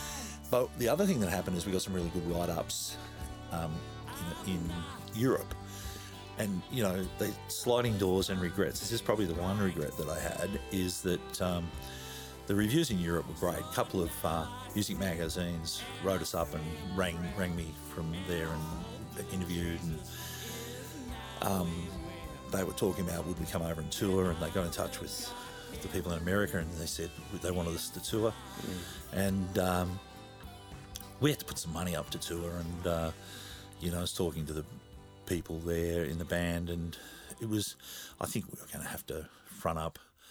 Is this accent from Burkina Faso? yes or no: no; Australia; accent: Australian; my Australian accent